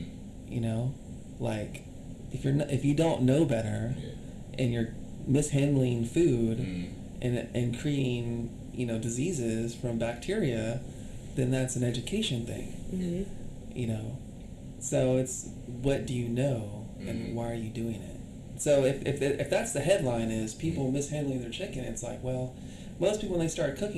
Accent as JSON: {"language": "English", "region": "California", "country": "United States", "said": "I'm from California"}